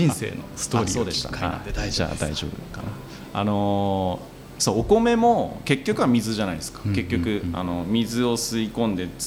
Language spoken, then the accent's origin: Japanese; Tohoku, Japan; also born or lived in Sendai; 出身も東北でうんうん、で大学も仙台だったんで